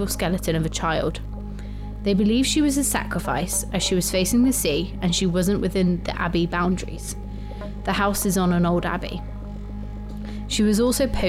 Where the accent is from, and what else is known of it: Bristol, South West England, United Kingdom; accent: Bristolian